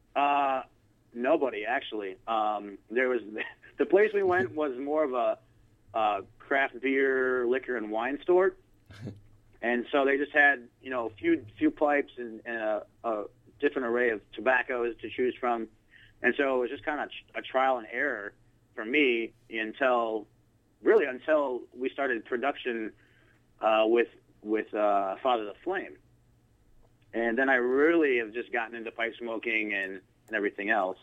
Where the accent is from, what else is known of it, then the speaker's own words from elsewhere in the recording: Grand Rapids, Michigan, United States; also born or lived in Italy; I grew up in uh, Grand Rapids, Michigan, where I still currently reside